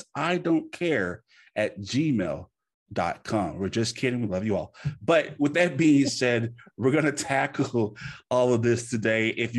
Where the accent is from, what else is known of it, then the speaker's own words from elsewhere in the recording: the South, United States; and I'm an American, and I can say this because I feel like some of us Americans are underneath the rock. Not from Louisiana. I come from the South, and a lot of us are behind the times.